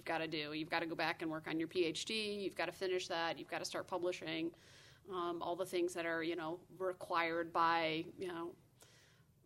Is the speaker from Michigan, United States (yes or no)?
yes; Southeast Michigan, United States; I grew up in Southeast Michigan